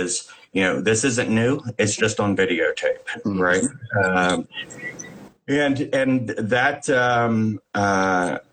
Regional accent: Cincinnati, Ohio, United States; now in Los Angeles, United States; I came from the Midwest. I live in Los Angeles now, but I came from the outskirts of Cincinnati is where I grew up

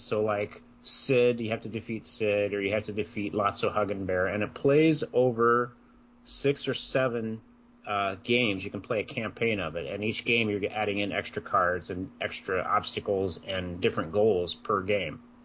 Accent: Iowa, United States; I grew up in Iowa.

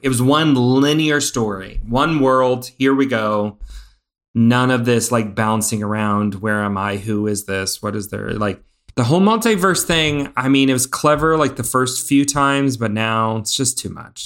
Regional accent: Indiana, United States; We grew up in Indiana

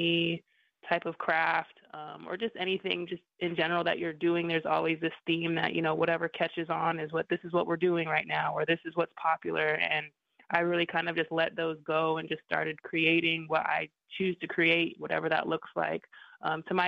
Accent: Lapwai, Idaho, United States; also born or lived in New York; I moved from New York to Lapway, Idaho on my res

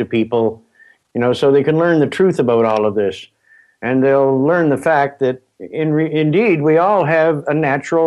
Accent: Springhill, Nova Scotia, Canada; I was born just outside of Spring Hill, Nova Scotia

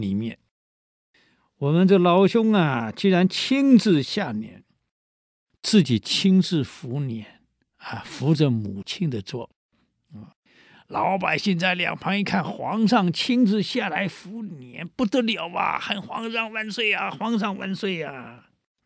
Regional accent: Taiwan; 我们台湾叫烂惨呢

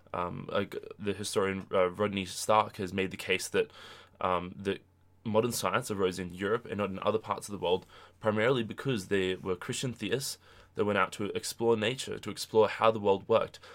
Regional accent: Australia; moved away as an adult; now in United States; I'm from Australia

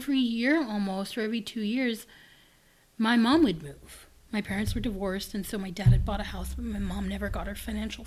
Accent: Los Angeles, California, United States; moved away; I was raised in South Central

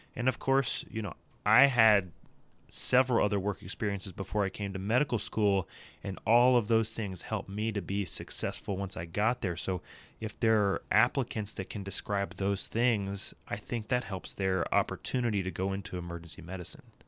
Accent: Louisville, Kentucky, United States; grew up down the road from here in Louisville, Kentucky.

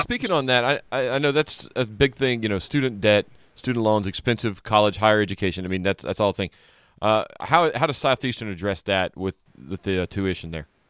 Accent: Louisiana, United States; moved away; In Louisiana, my home state

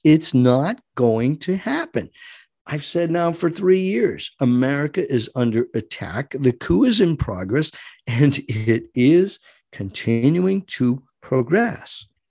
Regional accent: United States; as an American

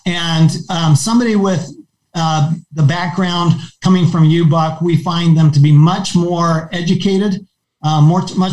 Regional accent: Arizona, United States; Arizona, my home state

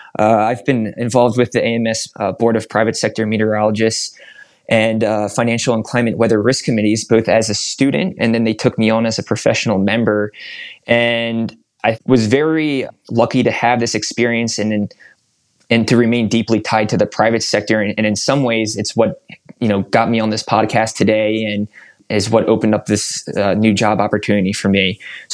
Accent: Northeast, United States; October is my favorite month of the year, and I just love the colors, especially growing up in the Northeast.

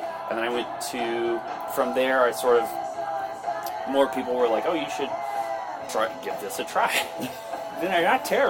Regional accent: New Hampshire, United States; So I grew up in New Hampshire in the woods.

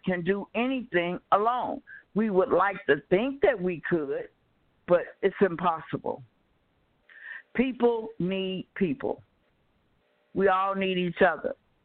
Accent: Chicago, Illinois, United States; moved away as an adult; now in California, United States; I was born and raised in Chicago. I just left Chicago 4 years ago

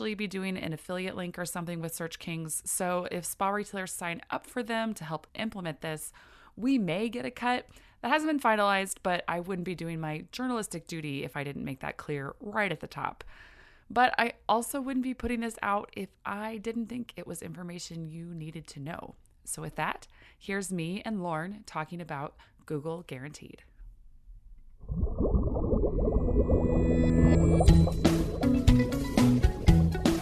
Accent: North Dakota, United States; I grew up in North Dakota, so I grew up where it was chilly.

